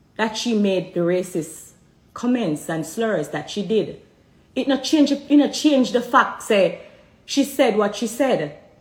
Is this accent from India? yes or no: no; Jamaica; I'm Jamaican